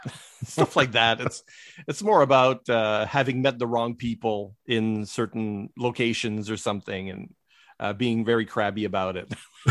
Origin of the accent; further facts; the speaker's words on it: Quebec, Canada; born there; And then so you get a lot of Quebecers. And I was born in Quebec.